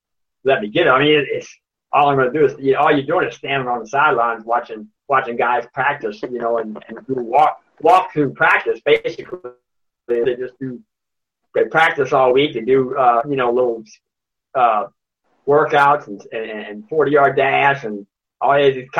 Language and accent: English; Harahan, Louisiana, United States; I grew up in Harahan